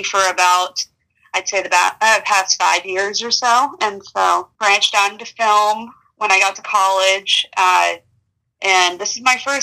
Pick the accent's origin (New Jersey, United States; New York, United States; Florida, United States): Florida, United States; Tampa; moved away as an adult; now in Savannah, United States; I am originally from Tampa, Florida, and I moved to Savannah when I went to school